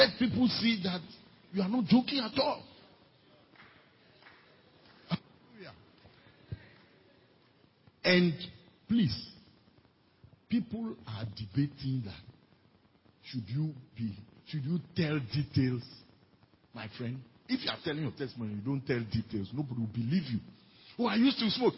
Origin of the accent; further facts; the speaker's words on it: Volta, Ghana; I come from Volta region, the most feared region in the whole Ghana.